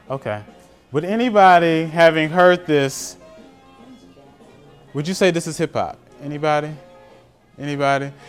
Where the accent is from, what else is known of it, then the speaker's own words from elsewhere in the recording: Atlanta, Georgia, United States; I'm from Atlanta, so I'm kind of familiar.